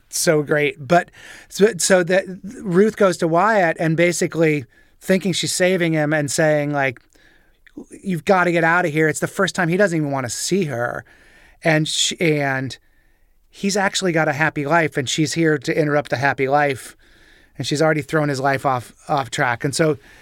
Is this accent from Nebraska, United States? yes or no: yes; Nebraska, United States; moved away; I'm from Nebraska originally